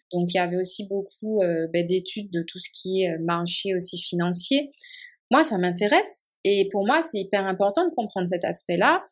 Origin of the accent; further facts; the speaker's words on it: Martinique; moved away; also born or lived in Montpellier, France; je suis martiniquaise, donc je suis née, j'ai grandi en Martinique